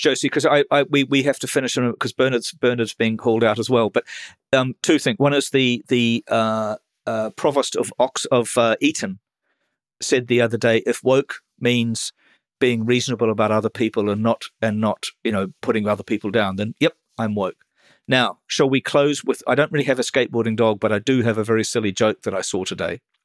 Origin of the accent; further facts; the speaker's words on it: New Zealand; as a New Zealander